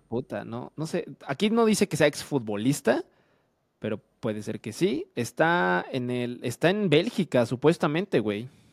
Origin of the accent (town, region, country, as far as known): Mexico